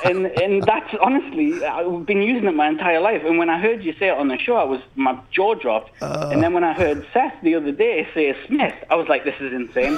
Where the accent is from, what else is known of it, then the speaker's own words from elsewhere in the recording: Newcastle upon Tyne, North East England, United Kingdom; accent: Geordie; now in Melbourne, Australia; I'm a Geordie. I'm from Newcastle originally, but I'm living in Melbourne.